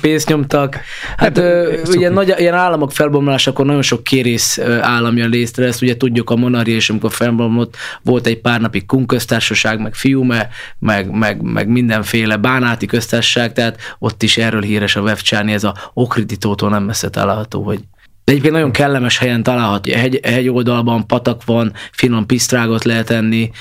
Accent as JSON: {"language": "Hungarian", "country": "Hungary", "said": "magyarok vagyunk"}